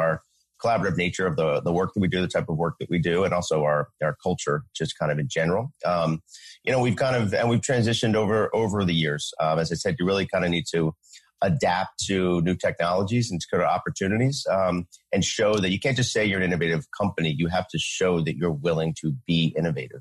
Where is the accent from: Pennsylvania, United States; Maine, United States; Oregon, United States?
Pennsylvania, United States; Philadelphia; I was from the Philadelphia area originally